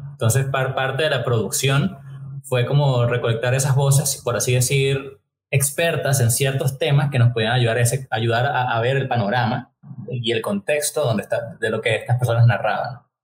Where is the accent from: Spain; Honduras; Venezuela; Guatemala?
Venezuela; now in Costa Rica; yo soy venezolano, tengo unos años ya en Costa Rica. De hecho, ya yo siempre digo que yo soy un tico que nació en Venezuela.